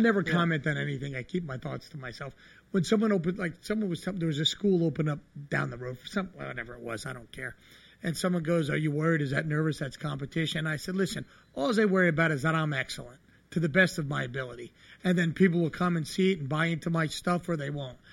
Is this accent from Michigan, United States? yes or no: no; New Jersey, United States; I grew up in New Jersey